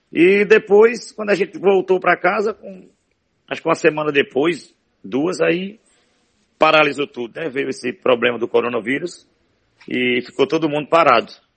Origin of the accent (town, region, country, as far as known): Morada Nova, Ceará, Brazil; born or raised there; also born or lived in Limoeiro do Norte, Ceará